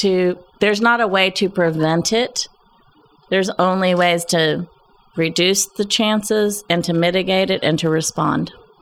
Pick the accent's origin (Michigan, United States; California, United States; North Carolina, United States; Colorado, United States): Colorado, United States; Pueblo; now in Arkansas, United States; I was born in Colorado, in Pueblo, Colorado, on the Arkansas River.